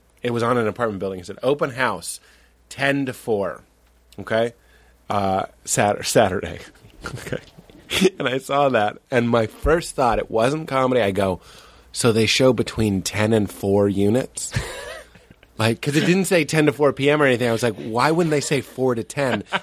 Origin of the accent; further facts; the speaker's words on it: Lexington, Massachusetts, United States; I'm from Lexington